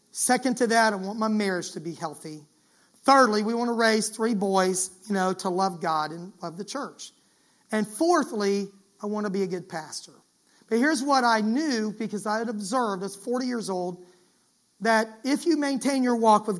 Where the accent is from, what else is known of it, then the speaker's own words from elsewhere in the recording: Florida, United States; I grew up in Florida